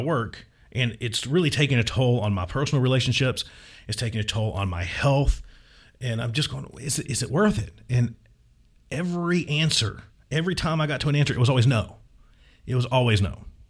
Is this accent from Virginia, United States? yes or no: yes; Virginia, United States; moved away as an adult; my hometown in Virginia